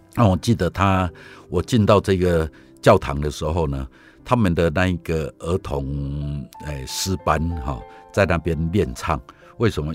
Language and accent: Chinese; Taiwan; 我从台湾来